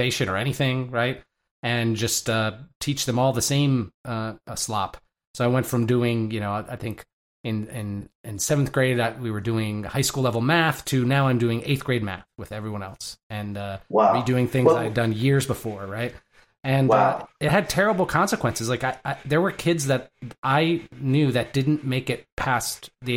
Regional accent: Michigan, United States; I grew up in Michigan

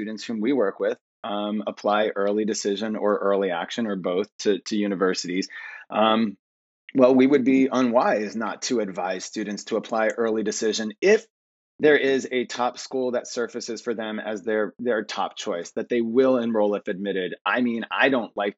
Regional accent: outside of New Haven, Connecticut, United States; I grew up outside of New Haven.

